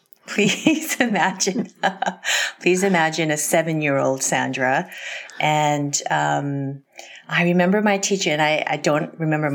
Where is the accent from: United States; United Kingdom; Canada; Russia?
Canada; I'm from Canada.